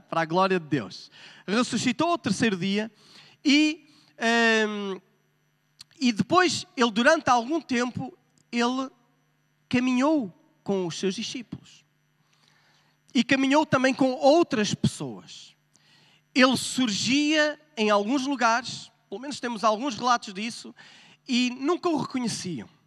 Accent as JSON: {"language": "Portuguese", "town": "Porto", "region": "Norte", "country": "Portugal", "tie": "born there", "moved": "yes", "said": "A minha acentuação, por acaso, o meu acento não é muito forte. Bom, mas nasci no Porto, é? mas como já vivi em outros países, então a pessoa vai amolecendo, não é?"}